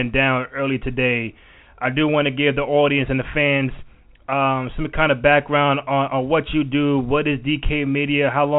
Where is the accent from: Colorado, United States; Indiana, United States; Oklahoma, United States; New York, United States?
New York, United States; New York City; You're a New York native, so am